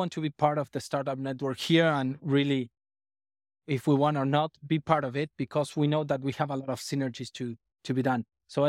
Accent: Argentina; Yeah, I'm from Argentina.

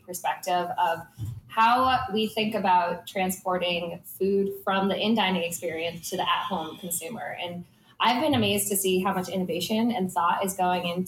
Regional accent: Tennessee, United States; I'm from Tennessee

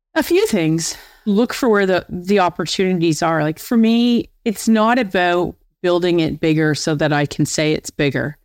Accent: Windsor, Ontario, Canada; I'm from Windsor, Ontario. And I was actually being promoted back to my hometown of Windsor.

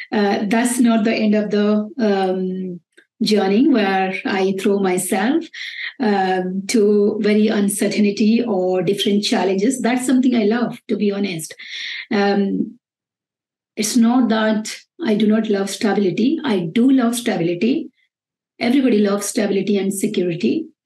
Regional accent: Bangalore, Karnataka, India; I came from Bangalore, which is a very happening and very noisy place.

